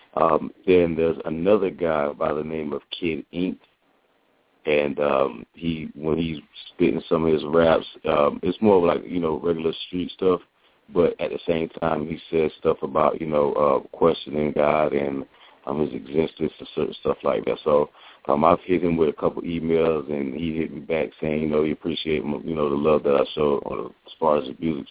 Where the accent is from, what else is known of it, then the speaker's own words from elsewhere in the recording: United States; I'm Haitian American. Um, my folks are from Haiti, and uh, I was born in the United